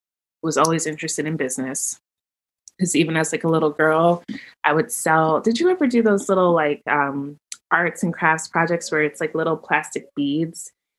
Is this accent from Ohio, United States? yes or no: no; New York City, New York, United States; moved away as an adult; also born or lived in Boston / Cape Town; now in Baltimore, United States; I'm from New York originally. Grew up in the Bronx to to a West Indian mom, first generation, from Dominica, small island, and grew up just in a really loving household.